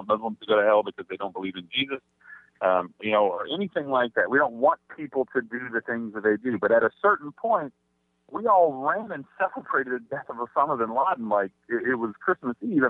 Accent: Mesquite, Texas, United States; now in Houston, United States; I grew up in Mesquite, Texas, right next to Garland

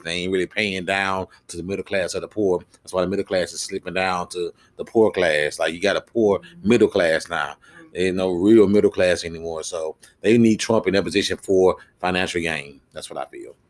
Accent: Houston, Texas, United States; I came from Houston to Dallas

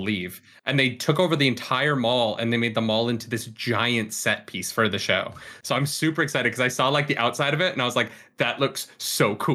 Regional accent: Calgary, Alberta, Canada; born or raised there; moved away

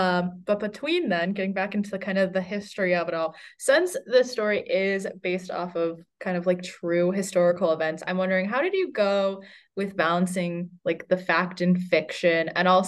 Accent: North Carolina, United States; reading it in at home, I'm from North Carolina, reading it at home, much different experience than reading it here.

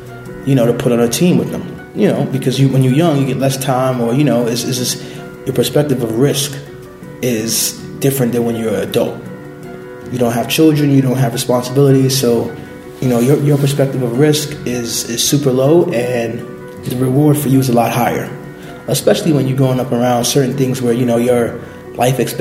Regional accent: New York City, New York, United States; I was born and raised in Brooklyn, in the Bushwick, East New York section of Brooklyn

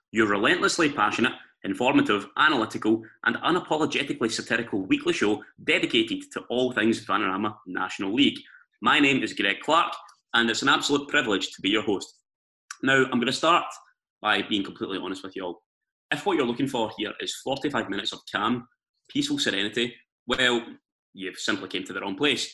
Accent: Glasgow, Scotland, United Kingdom; moved away as an adult; now in London, United Kingdom; Being a Glaswegian

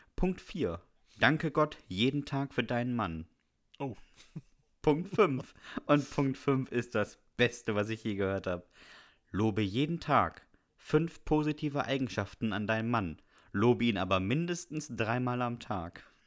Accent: Bremen, Germany; ich bin ja in Bremen zur Schule gegangen

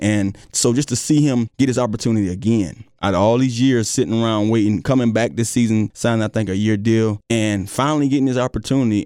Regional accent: South Florida, United States; now in Virginia, United States; growing up in South Florida

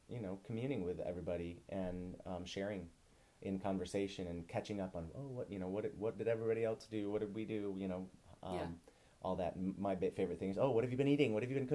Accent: Midwest, United States; growing up in the Midwest

